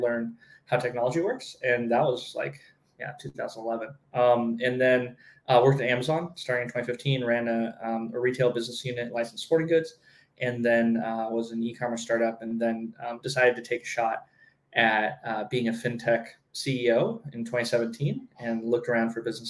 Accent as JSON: {"language": "English", "region": "Southern California", "country": "United States", "tie": "born or raised there", "moved": "as an adult", "said": "I grew up in Southern California"}